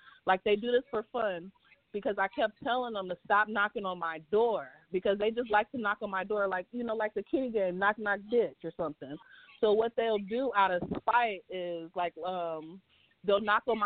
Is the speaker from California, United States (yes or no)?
yes; San Francisco, California, United States; moved away as an adult; now in Las Vegas, United States; I'm from San Francisco. So anytime I tell anybody I'm from San Francisco, born and raised